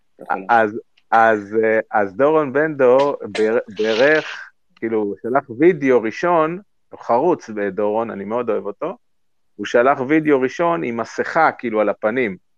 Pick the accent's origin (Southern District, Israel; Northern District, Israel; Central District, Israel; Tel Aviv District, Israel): Central District, Israel; כשאני גדלתי שם כילד